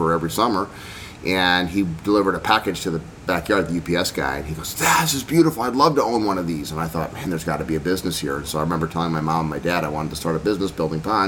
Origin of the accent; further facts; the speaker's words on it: Medford Lakes, New Jersey, United States; I grew up on a lake, and there was 1,300 people in the town of Medford Lakes that I grew up